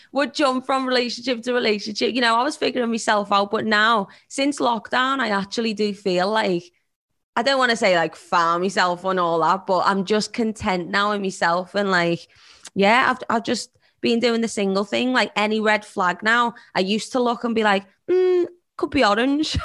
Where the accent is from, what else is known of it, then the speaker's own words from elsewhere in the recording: Liverpool, North West England, United Kingdom; accent: Scouse; I'm a Scouser from Liverpool